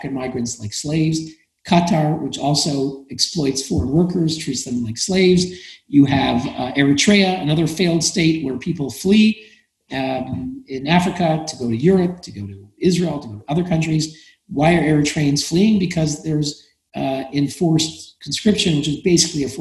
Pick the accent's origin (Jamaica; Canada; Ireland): Canada; I'm Canadian. My country, Canada